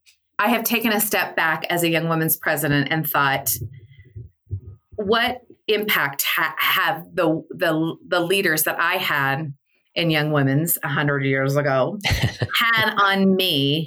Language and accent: English; Midwest, United States; because I came from the Midwest